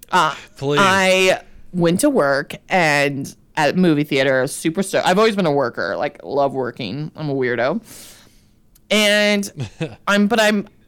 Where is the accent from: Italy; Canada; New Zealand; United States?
United States; New Mexico; moved away as an adult; also born or lived in Los Angeles; now in New York, United States; in my hometown in New Mexico